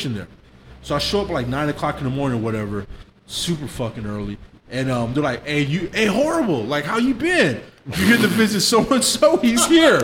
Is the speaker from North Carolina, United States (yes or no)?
no; El Paso, Texas, United States; moved away; also born or lived in San Diego, California / Riverside, California; I'm from El Paso, but I did 8 years in the Navy